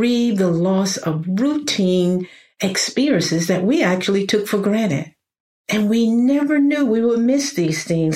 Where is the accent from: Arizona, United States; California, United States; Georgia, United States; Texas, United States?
Georgia, United States; middle; I was born in Georgia, middle Georgia, to be more exact. You probably hear it in my voice now